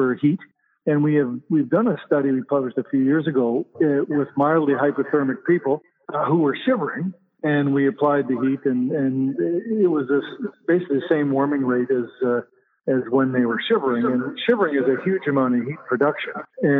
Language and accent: English; Canada; also born or lived in Winnipeg; I'm a Canadian